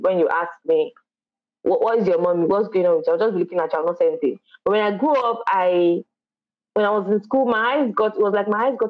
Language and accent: English; Kwara, Nigeria; I'm from Kwara State.